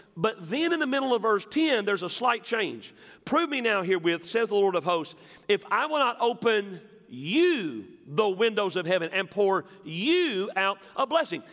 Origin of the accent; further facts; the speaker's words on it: West Tennessee, United States; I'm from West Tennessee